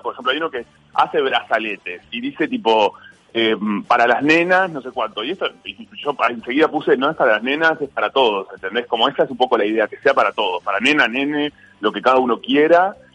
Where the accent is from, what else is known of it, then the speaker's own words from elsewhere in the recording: Uruguay; now in Buenos Aires, Argentina; estoy en mi país, está mi familia, mis amigos